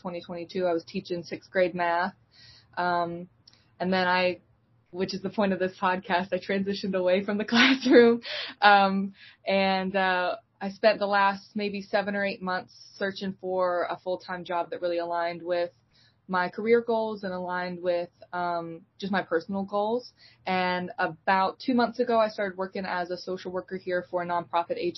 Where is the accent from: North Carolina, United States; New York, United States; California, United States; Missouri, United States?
North Carolina, United States; Eastern; I'm from Eastern North Carolina